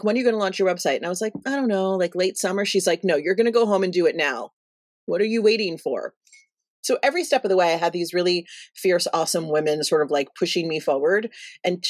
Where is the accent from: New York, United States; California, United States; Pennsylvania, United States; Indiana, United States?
New York, United States; New York City; now in Los Angeles, United States; we're both from the East Coast. So I'm from Brooklyn